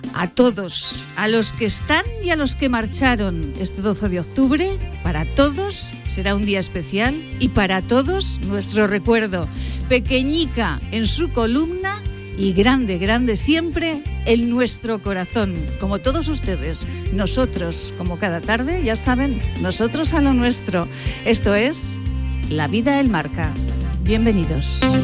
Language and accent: Spanish; Fuentes de Ebro, Aragon, Spain; now in Zaragoza, Spain; en mi pueblo, por ejemplo, en Fuentes de Ebro